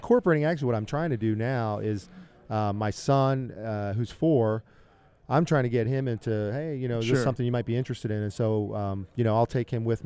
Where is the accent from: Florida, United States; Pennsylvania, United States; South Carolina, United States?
Pennsylvania, United States; Philadelphia; moved away as an adult; now in Kansas City, United States; I grew up in Philadelphia